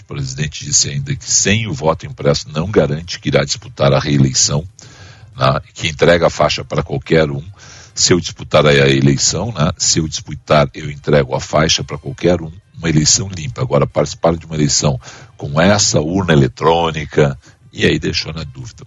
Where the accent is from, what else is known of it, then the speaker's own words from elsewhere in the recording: Brazil; enquanto brasileiros